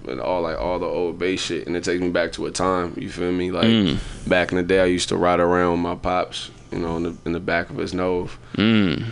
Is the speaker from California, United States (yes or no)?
yes; San Francisco, California, United States; I'm from San Francisco. I was born in Bayview, Hunters Point.